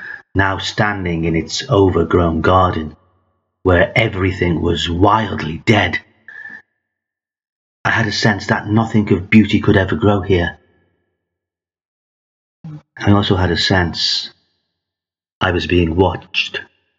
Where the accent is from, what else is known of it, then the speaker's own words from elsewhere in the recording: Liverpool, North West England, United Kingdom; Growing up in Liverpool in the 1960s, my playground was amongst the bricks and rubble from shells of houses, colloquially known as Bondies.